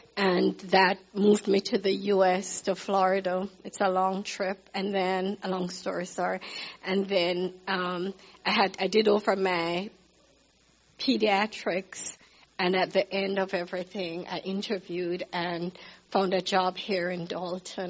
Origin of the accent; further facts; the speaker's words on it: Kingston, Jamaica; moved away as an adult; also born or lived in Baltimore, Maryland / Nigeria / Zambia; I was born in Jamaica, Kingston, Jamaica.